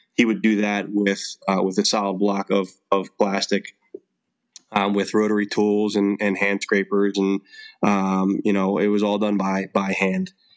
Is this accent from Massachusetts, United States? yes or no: no; Philadelphia, Pennsylvania, United States; I'm born and raised in Philadelphia, Pennsylvania